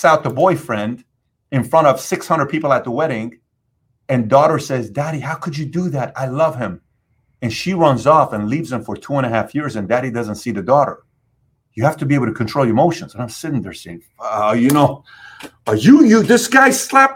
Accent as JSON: {"language": "English", "country": "Iran", "also_born_or_lived": "California / Dallas", "moved": "yes", "lives_now": "South Florida, United States", "said": "I came from Iran"}